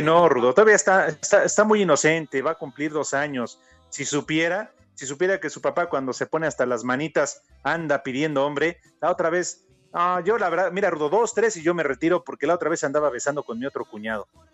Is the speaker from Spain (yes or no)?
no; Mexico; Así somos todos los mexicanos